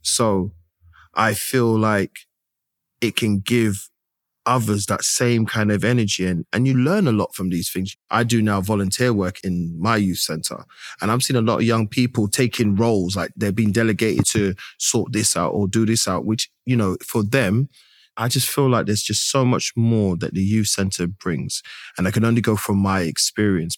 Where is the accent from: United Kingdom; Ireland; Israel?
United Kingdom; London; I am a British born East London man with Grenadian heritage.